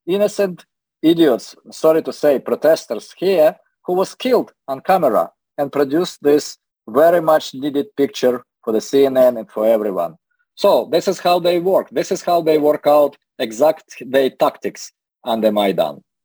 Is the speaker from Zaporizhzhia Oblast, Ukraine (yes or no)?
no; Dnipro, Dnipropetrovsk Oblast, Ukraine; now in United States; Dnepropetrovsk, my hometown.